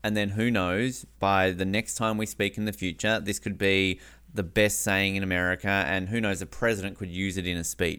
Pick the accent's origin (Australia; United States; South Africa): Australia; moved away as an adult; now in Canada; I'm Australian